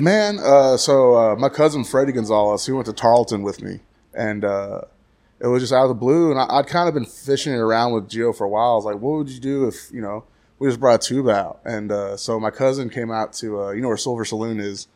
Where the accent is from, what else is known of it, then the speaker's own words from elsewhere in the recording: Graham, Texas, United States; now in Stephenville, United States; growing up in Graham was cool.